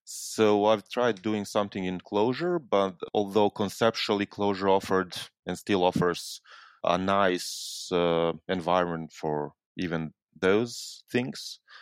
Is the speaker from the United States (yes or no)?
no; Serbia; I'm coming from Serbia. It's a small country in southeastern Europe, just north of Greece.